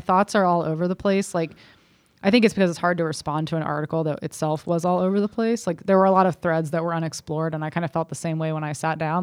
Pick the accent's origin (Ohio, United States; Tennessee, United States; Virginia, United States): Ohio, United States; Cincinnati; that was a good place growing up in Cincinnati